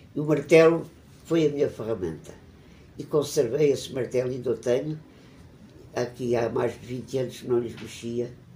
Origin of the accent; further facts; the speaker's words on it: Évora, Alentejo, Portugal; Nasci em Évora em 1931. Tive uma infância muito feliz na cidade, como criança e como adolescente